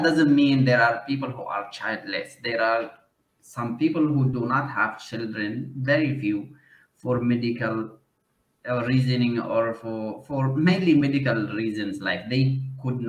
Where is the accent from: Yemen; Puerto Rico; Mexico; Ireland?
Yemen; moved away as an adult; also born or lived in India / Malaysia; I am from Yemen